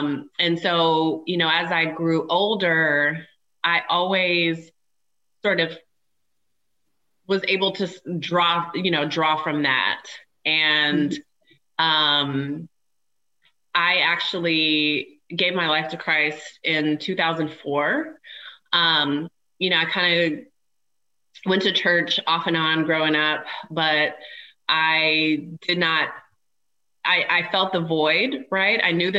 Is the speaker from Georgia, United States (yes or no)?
no; Washington, United States; also born or lived in Germany; I was born in Germany. My dad was stationed in Germany, so ended up being born there overseas. And then spent most of my childhood actually not far from an army base in Washington State.